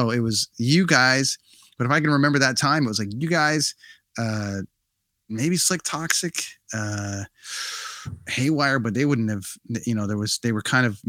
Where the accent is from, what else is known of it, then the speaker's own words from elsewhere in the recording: Canada; it's like, cool, we're from Canada